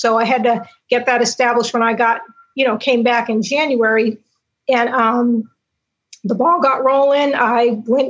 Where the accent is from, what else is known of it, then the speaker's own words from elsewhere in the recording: Cambridge, Massachusetts, United States; now in Greensboro, United States; I'm from Cambridge, which is just 40-some miles apart.